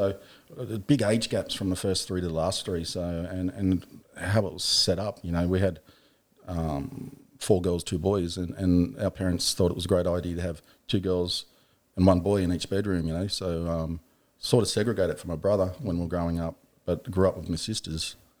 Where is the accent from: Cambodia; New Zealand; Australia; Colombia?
Australia; Tamworth, New South Wales; Mate, grew up in Tamworth. I'm a Gamilaroi man in... Tamworth, New South Wales. So grew up, in Tamworth. It was not a bad place to grow up, you know.